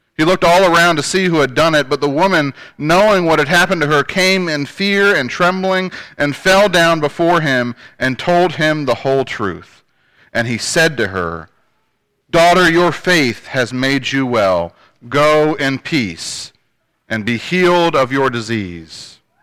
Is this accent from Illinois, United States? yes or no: no; Northern Virginia, United States; moved away; also born or lived in Shenandoah Valley, Virginia / Farmville, Virginia; I come from Northern Virginia, uh, which to some people may not be Virginia